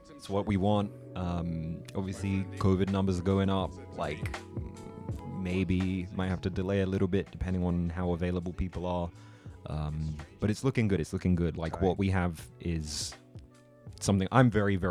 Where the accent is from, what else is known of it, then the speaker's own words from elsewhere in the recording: London, United Kingdom; moved away as an adult; now in Japan; I'm from London, UK. I've been living in Japan for a few years now